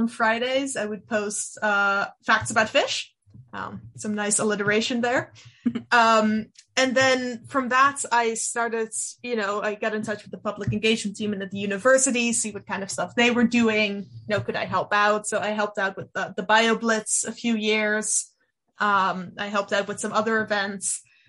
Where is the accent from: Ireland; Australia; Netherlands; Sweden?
Netherlands; first language Dutch; English is a second language; science communication there in Dutch, which it is my native language